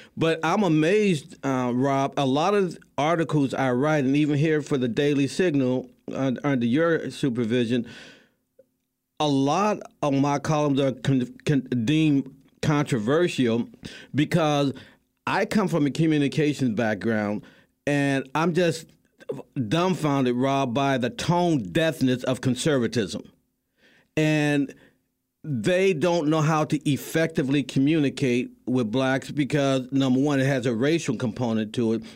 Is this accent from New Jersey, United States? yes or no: no; St. Louis, Missouri, United States; my hometown, Saint Louis